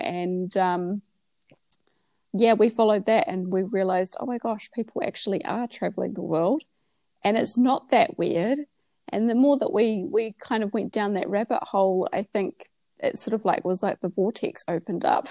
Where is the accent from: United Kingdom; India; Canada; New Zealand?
New Zealand; moved away as an adult; also born or lived in Australia; now in Vietnam; we're from New Zealand. My children are ages 13, 11.